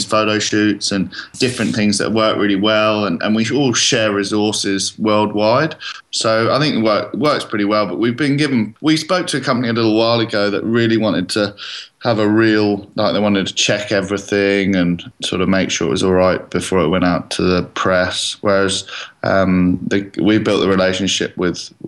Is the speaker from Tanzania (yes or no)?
no; England, United Kingdom; now in Australia; I'm English